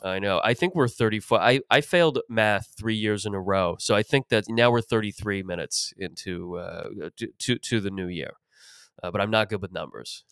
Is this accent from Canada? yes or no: yes; Mississauga, Ontario, Canada; growing up in Mississauga